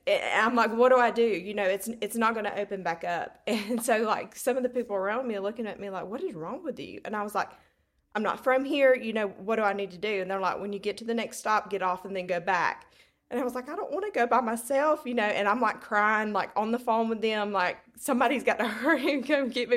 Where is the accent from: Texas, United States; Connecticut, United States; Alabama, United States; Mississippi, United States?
Alabama, United States; Hartford; accent: Southern belle drawl; I'm from Hartford, Alabama. And, um, I do have a Southern accent, that Southern, Southern belle drawl. Um, I have grew up in Hartford